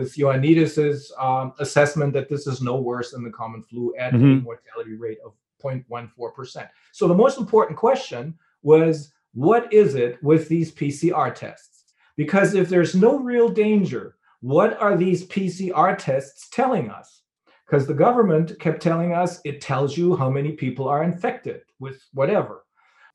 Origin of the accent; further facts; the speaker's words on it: Bremen, Germany; my hometown in Bremen, which is a port city.